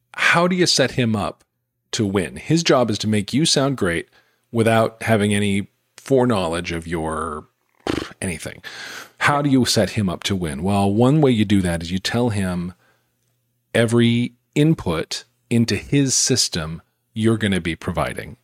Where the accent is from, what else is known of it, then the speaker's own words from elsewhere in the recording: Utah, United States; I grew up in Utah